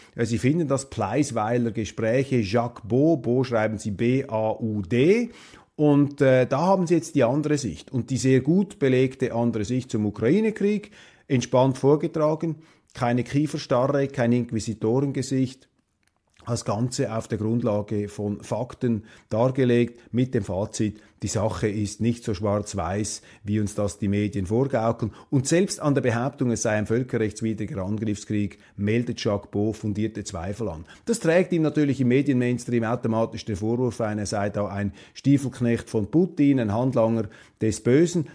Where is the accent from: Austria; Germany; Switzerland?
Switzerland; Als Schweizer